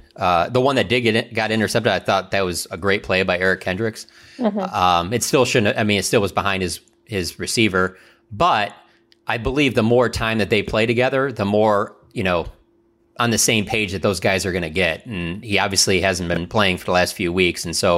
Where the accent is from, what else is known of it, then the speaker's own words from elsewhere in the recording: Michigan, United States; I'm from Michigan